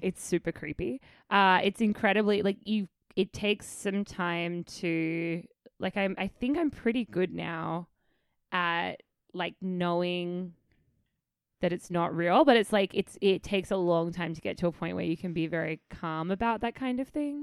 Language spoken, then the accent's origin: English; Adelaide, South Australia, Australia; moved away as an adult; I just lived my childhood in Adelaide. I am proudly